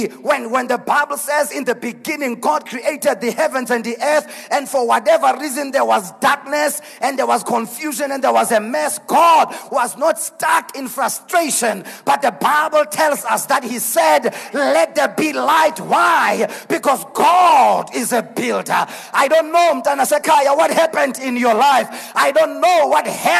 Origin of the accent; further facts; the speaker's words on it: Mpumalanga, South Africa; I am from Mpumalanga.